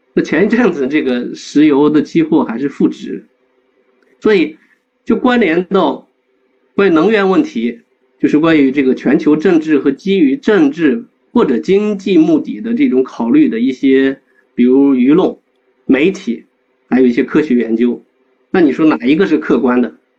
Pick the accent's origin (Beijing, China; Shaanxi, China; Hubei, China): Shaanxi, China; Guanzhong Plain; 走遍了我们关中平原的大概有将近一百个村庄吧